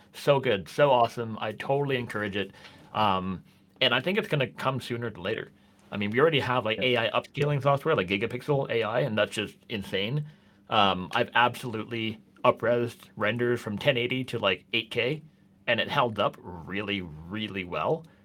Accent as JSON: {"language": "English", "country": "Canada", "moved": "as an adult", "lives_now": "Norway", "said": "I'm Canadian"}